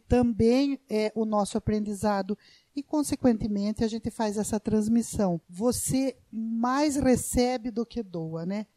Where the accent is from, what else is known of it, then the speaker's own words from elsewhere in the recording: Brazil; eu tive a minha infância, né, na Fazenda Pagiário, né, ao lado da Fazenda Patrese